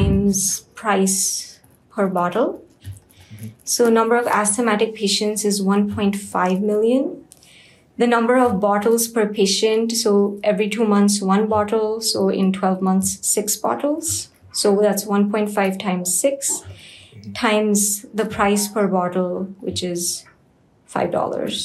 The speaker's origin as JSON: {"language": "English", "country": "India", "said": "I'm from India"}